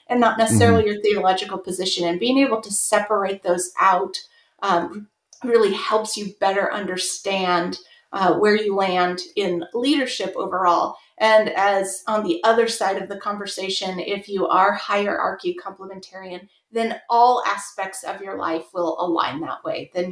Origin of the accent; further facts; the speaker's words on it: Southern California, United States; I grew up in Southern California